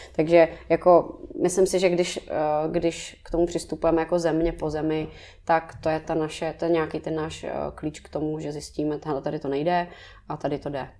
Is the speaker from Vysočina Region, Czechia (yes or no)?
no; Prague, Czechia; jsem z Letný